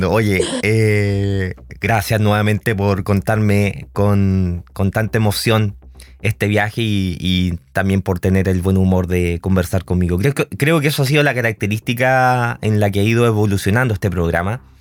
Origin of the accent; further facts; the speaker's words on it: O'Higgins, Chile; somos todos chilenos, todos colchagüinos